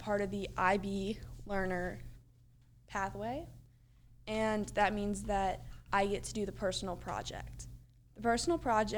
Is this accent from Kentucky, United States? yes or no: yes; Louisville, Kentucky, United States; I'm from Louisville, Kentucky